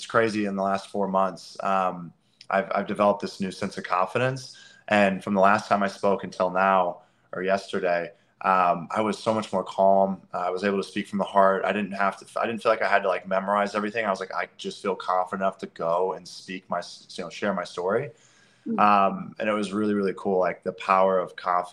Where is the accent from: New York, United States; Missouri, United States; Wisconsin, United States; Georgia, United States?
Missouri, United States; Eureka; I grew up in Eureka, Missouri.